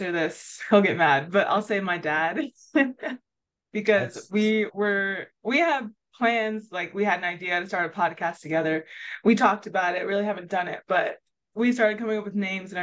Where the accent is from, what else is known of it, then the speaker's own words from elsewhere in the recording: Missouri City, Texas, United States; I am from Houston, Texas, a small suburb called Missouri City. And so I've lived there all my life and grew up there and went to high school, was raised there